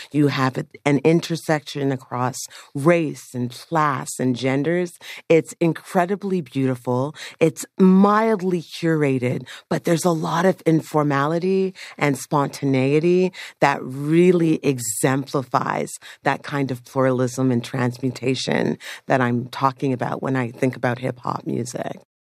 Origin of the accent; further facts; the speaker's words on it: Toronto, Ontario, Canada; also born or lived in Jamaica; I grew up in Scarborough in a low-income community